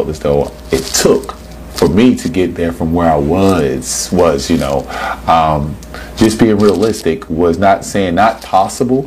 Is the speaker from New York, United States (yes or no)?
no; Dillon, South Carolina, United States; born or raised there